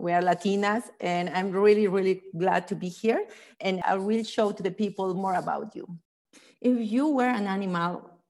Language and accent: English; Bolivia; I'm from Bolivia.